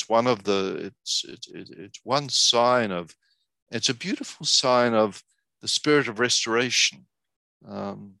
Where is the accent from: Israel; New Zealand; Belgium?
New Zealand; now in United States; I'm originally from New Zealand